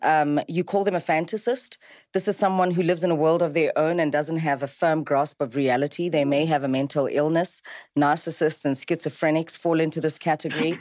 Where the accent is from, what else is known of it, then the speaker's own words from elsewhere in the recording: South Africa; I'm South African and I like isiZulu